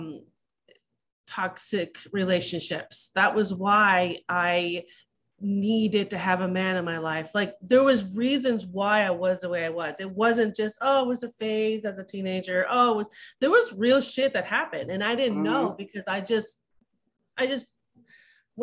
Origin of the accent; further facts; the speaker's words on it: Simi Valley, California, United States; I was raised in a small town, which is not small anymore. It's Simi Valley, California